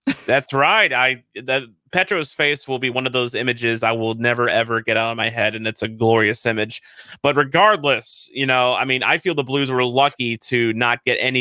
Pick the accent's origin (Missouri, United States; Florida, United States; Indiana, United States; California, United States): Missouri, United States; St. Louis; I grew up in the St. Louis area